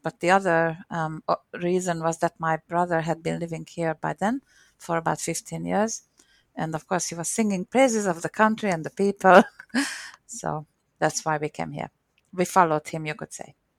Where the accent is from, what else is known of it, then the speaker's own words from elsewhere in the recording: Hungary; accent: Hungarian; first language Hungarian; English is a second language; moved away as an adult; also born or lived in Perth, Australia; now in Sydney, Australia; the Hungarian accent